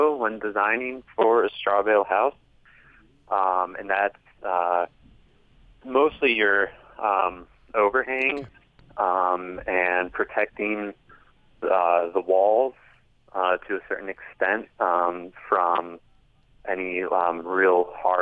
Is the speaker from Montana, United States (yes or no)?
yes; Montana, United States; moved away; also born or lived in Moab; I've seen growing up in Montana